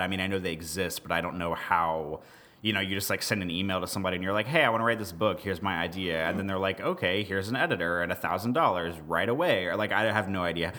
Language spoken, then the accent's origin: English; Kansas City, United States; I grew up outside of Kansas City.